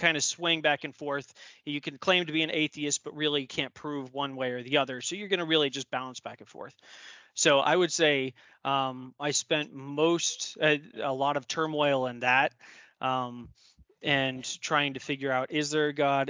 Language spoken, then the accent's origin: English; Denver, Colorado, United States; moved away; also born or lived in Maryland / upstate New York; I was born and raised in Denver, Colorado